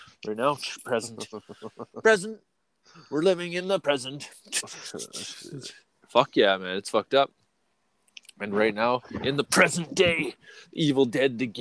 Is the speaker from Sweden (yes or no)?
no; Canada; We're fucking from Canada, eh?